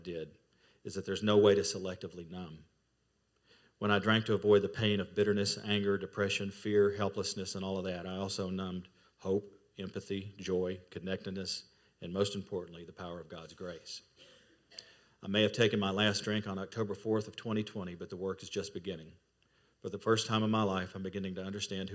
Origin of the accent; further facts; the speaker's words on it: Kentucky, United States; moved away as an adult; also born or lived in Fort Lauderdale, Florida; my home state of Kentucky